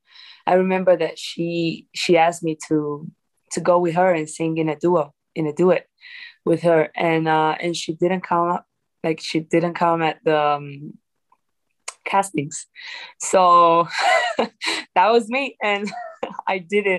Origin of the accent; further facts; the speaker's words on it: Italy; moved away; also born or lived in Dominican Republic; I'm from Dominican Republic, and I've been raised in Italy. I grew up there